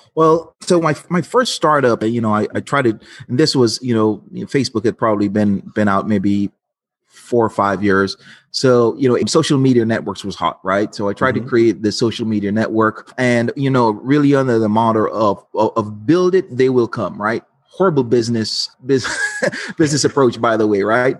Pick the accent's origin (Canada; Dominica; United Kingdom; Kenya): Dominica; moved away as an adult; also born or lived in Los Angeles, United States; now in United States; I'm from Dominica, not to be confused, uh, the Dominican Republic